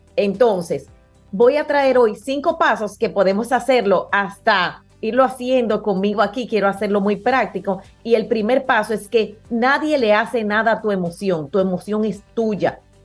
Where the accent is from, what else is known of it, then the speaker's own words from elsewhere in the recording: Dominican Republic; nosotros que somos los dominicanos